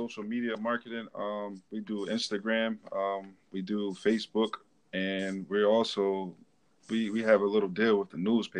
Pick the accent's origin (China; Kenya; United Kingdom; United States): United States; Delaware; growing up in Delaware, you're smack dab on the East Coast. I mean, right in the middle of everything.